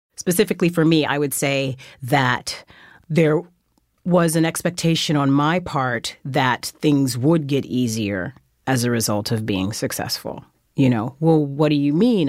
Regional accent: Fresno, California, United States; moved away as an adult; also born or lived in Germany / New York; I was raised in Fresno, California

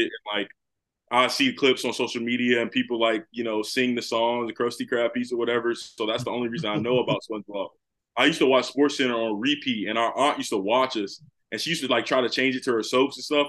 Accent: Cary, North Carolina, United States; moved away as an adult; also born or lived in Charlotte, North Carolina; now in Columbus, United States; I'm originally from Cary, North Carolina, that Raleigh, North Carolina area. I moved in high school in ninth grade to the Charlotte area

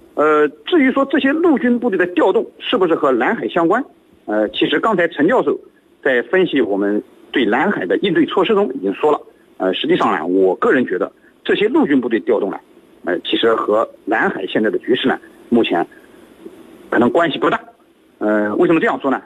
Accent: China; 我们中国人

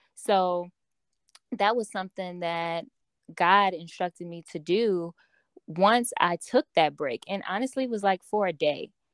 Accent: Chicago, Illinois, United States; I am from Chicago, Illinois.

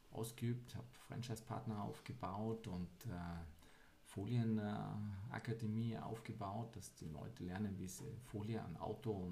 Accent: Weilheim, Bavaria, Germany; born there; Ja, tatsächlich immer noch, wo ich heute lebe, in Weilheim, mhm. im schönen Oberbayern.

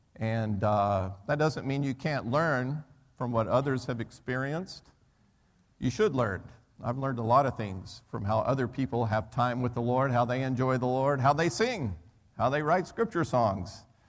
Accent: United States; moved away as an adult; also born or lived in Birmingham; I'm an American, right? So I never grew up playing soccer

